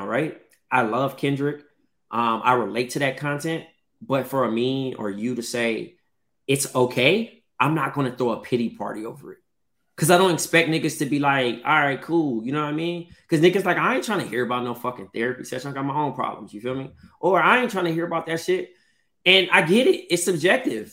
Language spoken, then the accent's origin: English; Compton, California, United States; I'm from Eastside Compton first. And then, you know, I'm Ethiopian after